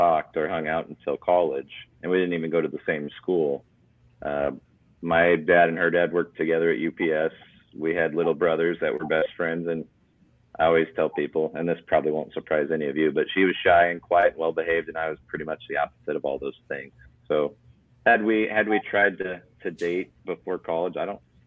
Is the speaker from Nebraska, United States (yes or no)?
yes; Blair, Nebraska, United States; now in Lincoln, United States; So we live right on the Missouri River in Blair. So town of 8,000.